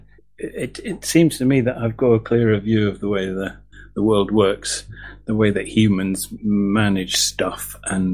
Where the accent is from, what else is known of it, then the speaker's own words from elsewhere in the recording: England, United Kingdom; now in Scotland, United Kingdom; I'm about as English as they come as far as Scotland's concerned